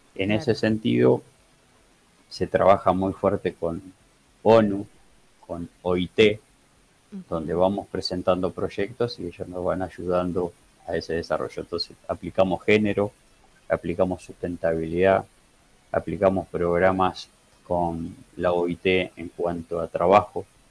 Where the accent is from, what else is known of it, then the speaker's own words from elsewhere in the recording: Campana, Buenos Aires Province, Argentina; yo soy oriundo, nací, soy en Campana